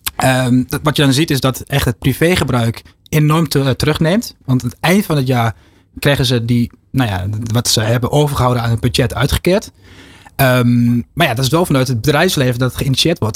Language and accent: Dutch; Netherlands; we zijn echt gewoontedieren als Nederlanders